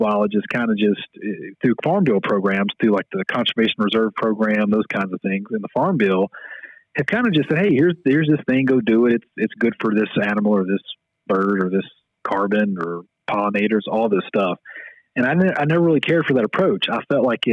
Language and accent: English; West Monroe, Louisiana, United States; moved away as an adult; now in Mississippi, United States; I'm from North Louisiana, a town called West Monroe.